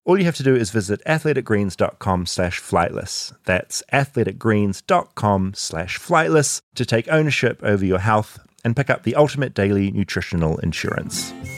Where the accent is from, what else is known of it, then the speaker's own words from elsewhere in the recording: New Zealand; from New Zealand, where we don't have any wild crocodiles or wild alligators